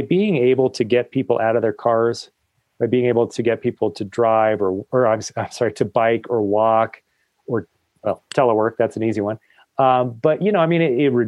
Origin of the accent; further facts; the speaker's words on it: Colorado, United States; I'm actually a Colorado native